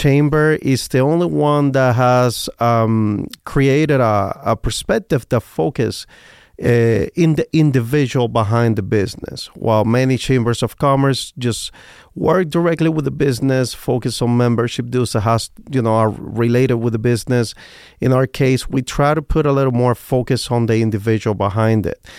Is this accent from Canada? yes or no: no; Cuba; English is a second language; now in Las Vegas, United States; I came, I come from Cuba